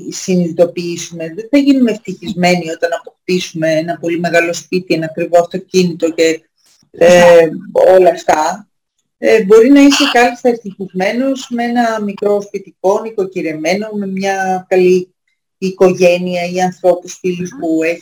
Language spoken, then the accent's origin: Greek; Greece; Και να είμαστε Έλληνες και να μην ε, ξέρουμε τι είπε ο πιο σημαντικός φιλόσοφος.